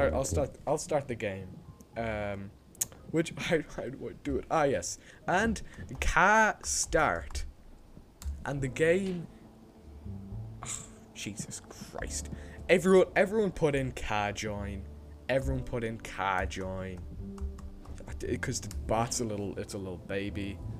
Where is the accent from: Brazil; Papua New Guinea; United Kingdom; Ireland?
Ireland; accent: Irish; It's very clear that we're from Ireland.